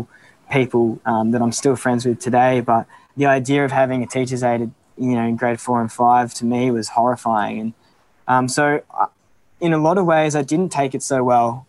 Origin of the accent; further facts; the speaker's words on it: Melbourne, Victoria, Australia; moved away as an adult; now in Canberra, Australia; I'm from Melbourne